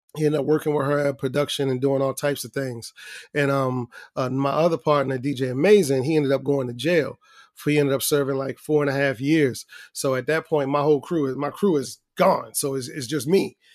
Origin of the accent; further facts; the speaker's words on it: Baltimore, Maryland, United States; I'm from Baltimore